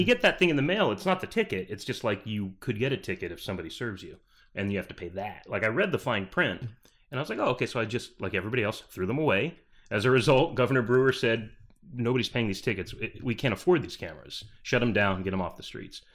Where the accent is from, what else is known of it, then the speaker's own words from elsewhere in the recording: Peoria, Arizona, United States; also born or lived in Bridgeport, Connecticut; moved here when I was eight. We moved to Peoria, Arizona.